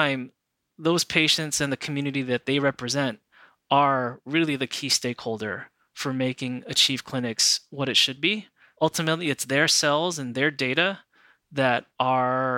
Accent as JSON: {"language": "English", "area": "New York", "region": "Northeast", "country": "United States", "tie": "born or raised there", "moved": "as an adult", "lives_now": "Los Angeles, United States", "said": "having been born and raised in the Northeast in the New York, New Jersey area"}